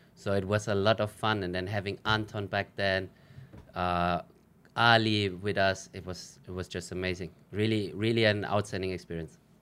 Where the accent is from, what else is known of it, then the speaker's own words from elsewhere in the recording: Germany; first language German; English is a second language; moved away as an adult; now in Philippines; I grew up in Germany